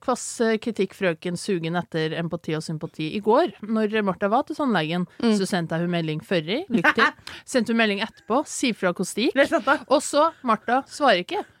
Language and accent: Norwegian; Ytterøya, Trøndelag, Norway; Jeg er 27 år, jeg er fra Ytterøya, en liten øy i Trøndelag